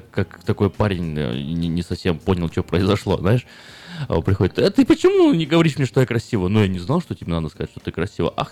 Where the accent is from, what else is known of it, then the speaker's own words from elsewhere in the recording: Crimea, Ukraine; moved away; я сейчас из Крыма, да? Я русский